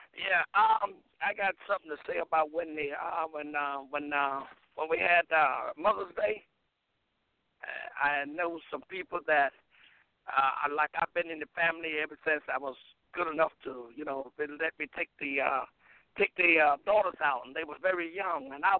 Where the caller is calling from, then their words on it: Gillisonville, South Carolina, United States; I'm calling from Gillisonville.